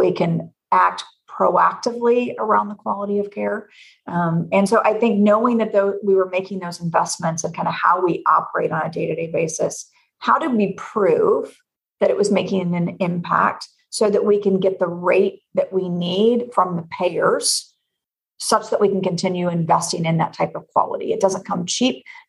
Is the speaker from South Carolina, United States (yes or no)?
no; Knoxville, Tennessee, United States; now in Illinois, United States; I'm born and bred in Knoxville, Tennessee. So I'm a Southern gal who is transplanted to Illinois